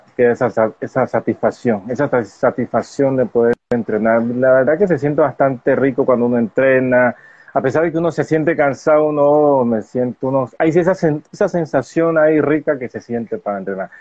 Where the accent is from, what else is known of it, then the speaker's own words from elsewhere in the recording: Colombia; en mi país Colombia